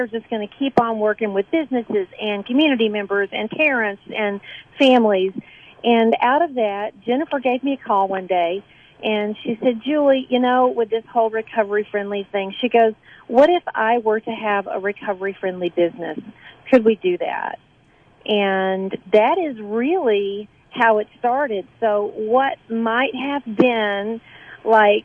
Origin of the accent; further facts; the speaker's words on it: Atlanta, Georgia, United States; moved away as an adult; now in Oneonta, United States; I'm originally from Atlanta, and my first job when I moved to Oneonta back in the 90s